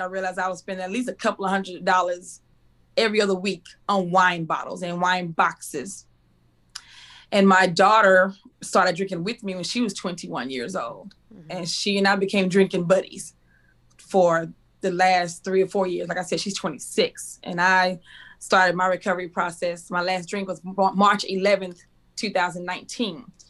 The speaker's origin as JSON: {"language": "English", "town": "Waco", "region": "Texas", "country": "United States", "tie": "born or raised there", "also_born_or_lived": "Cedar Hill, Texas", "said": "I was born and raised in Waco, Texas"}